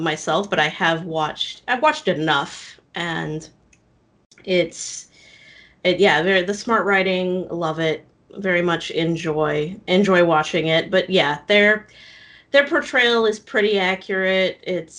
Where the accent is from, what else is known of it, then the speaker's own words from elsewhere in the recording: Nebraska, United States; moved away as an adult; also born or lived in Lincoln, Nebraska; now in Orlando, United States; I am actually originally from Nebraska, born and raised.